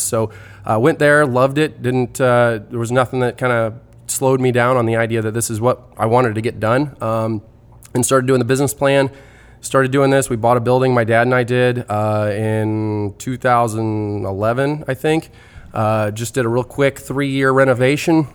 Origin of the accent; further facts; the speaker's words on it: Festus, Missouri, United States; I'm from Festus. I've grown up here